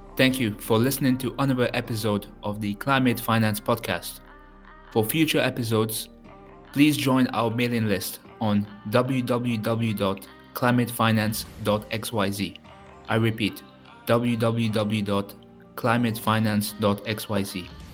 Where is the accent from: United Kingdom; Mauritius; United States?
Mauritius; I'm from Mauritius, but I'm also of Indian origin